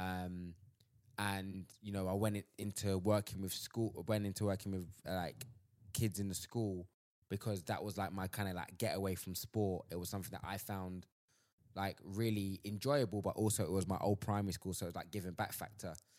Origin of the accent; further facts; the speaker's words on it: London, United Kingdom; I'm from Southeast London